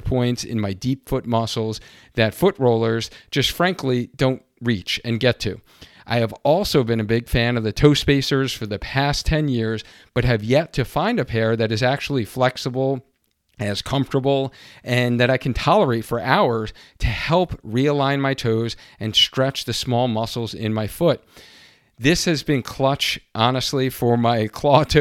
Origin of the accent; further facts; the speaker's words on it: Long Island, New York, United States; now in Connecticut, United States; growing up in Long Island, New York